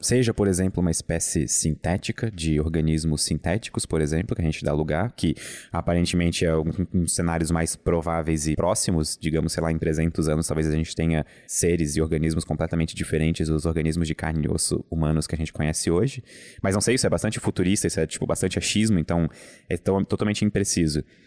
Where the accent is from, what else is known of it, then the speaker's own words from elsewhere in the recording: Brusque, Santa Catarina, Brazil; eu venho de Brusque